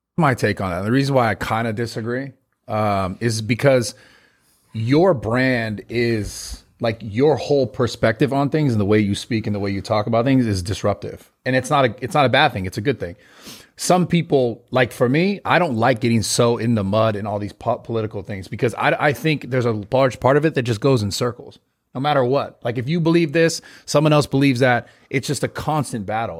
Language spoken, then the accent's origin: English; San Francisco, California, United States; also born or lived in Los Angeles; I grew up in San Francisco